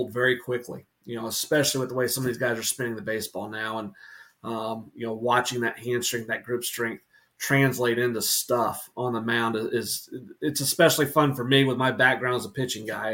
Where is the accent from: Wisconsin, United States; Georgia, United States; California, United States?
Georgia, United States; Atlanta; now in North Carolina, United States; I grew up in Atlanta before moving to North Carolina